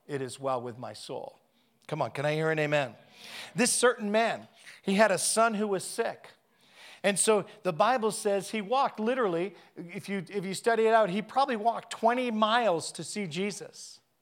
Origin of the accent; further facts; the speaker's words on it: Canada; I'm a Canadian